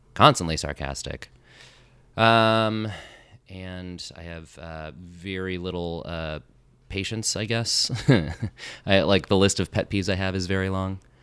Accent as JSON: {"language": "English", "town": "Las Vegas", "region": "Nevada", "country": "United States", "tie": "born or raised there", "also_born_or_lived": "Chicago", "moved": "as an adult", "lives_now": "New York, United States", "said": "I grew up in Las Vegas, Nevada"}